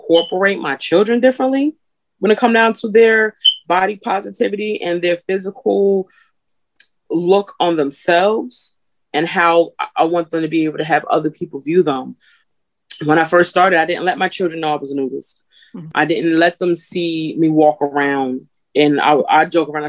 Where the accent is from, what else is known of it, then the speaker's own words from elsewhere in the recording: New Jersey, United States; I'm from Jersey, but my family's from the South.